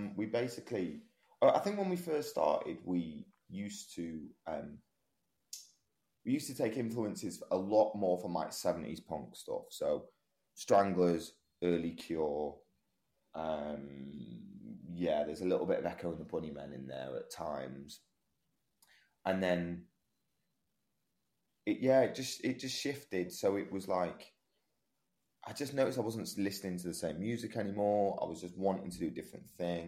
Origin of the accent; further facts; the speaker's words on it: Manchester, North West England, United Kingdom; I'm from Manchester